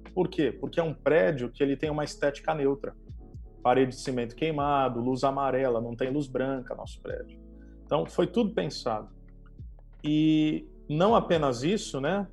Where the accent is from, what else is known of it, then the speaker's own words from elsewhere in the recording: Santos, São Paulo, Brazil; now in Campo Mourão, Brazil; eu sou alguém nascido e criado em Santos